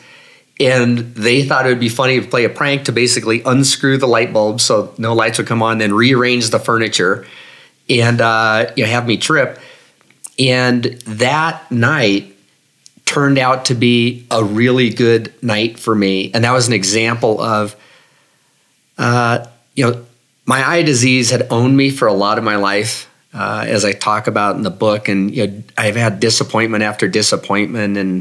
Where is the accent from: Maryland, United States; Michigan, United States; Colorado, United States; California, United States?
Colorado, United States; Denver; also born or lived in Boulder; I'm from Denver.